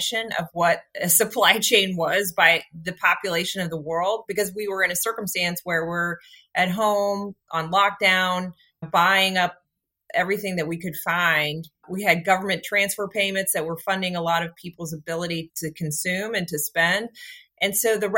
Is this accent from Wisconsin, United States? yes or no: no; Washington, District of Columbia, United States; I am a Washington, D.C. native, which we're a rarity because this is a very transient town